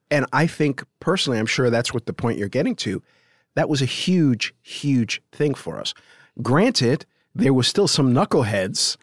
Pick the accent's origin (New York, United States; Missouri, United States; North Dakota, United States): New York, United States; New York City; also born or lived in Parkchester, Bronx; I grew up in the South Bronx